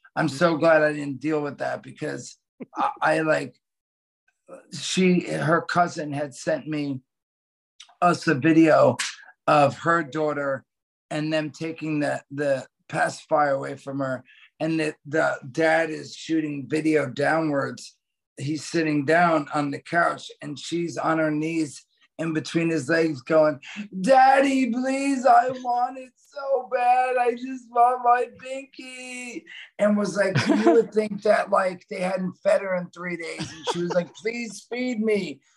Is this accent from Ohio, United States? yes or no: no; New Jersey, United States; my brother, growing up in Jersey, we lived a block from the beach